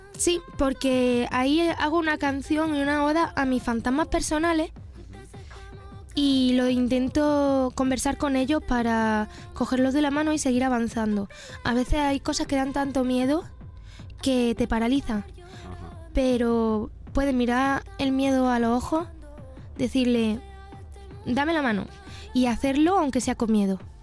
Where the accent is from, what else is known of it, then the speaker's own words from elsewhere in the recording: Pozoblanco, Andalusia, Spain; soy una persona andaluza, nacida y crecida en Pozo Blanco, Córdoba